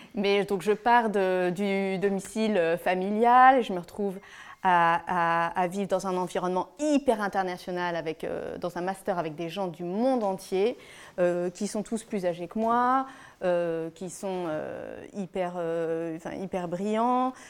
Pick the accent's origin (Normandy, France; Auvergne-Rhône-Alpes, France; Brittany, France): Auvergne-Rhône-Alpes, France; Lyon; je suis née à Lyon, née d'une famille de trois enfants, d'une maman japonaise et d'un père français